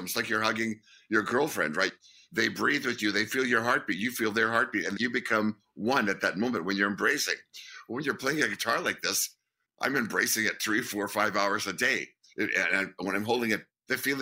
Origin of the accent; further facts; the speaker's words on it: Winnipeg, Manitoba, Canada; We're guys from Winnipeg